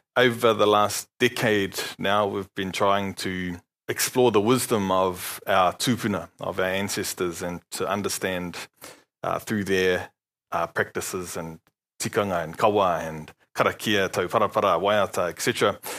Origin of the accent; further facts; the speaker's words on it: Palmerston North, Manawatū-Whanganui, New Zealand; moved away as an adult; also born or lived in Dunedin, New Zealand; now in Rotorua, New Zealand; I'm born and bred in Palmerston North